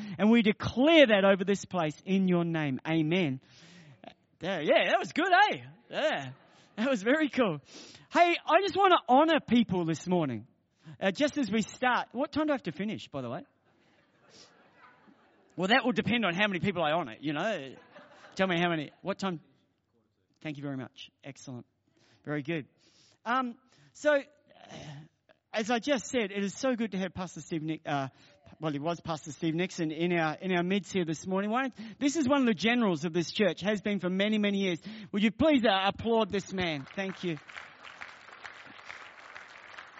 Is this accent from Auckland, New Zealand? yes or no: no; Marton, Manawatū-Whanganui, New Zealand; now in Melbourne, Australia; I grew up in New Zealand.